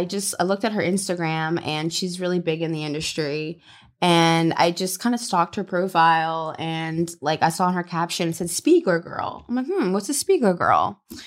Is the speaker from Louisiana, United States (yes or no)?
yes; Louisiana, United States; now in Los Angeles, United States; So I'm from Louisiana, so I'm Southern.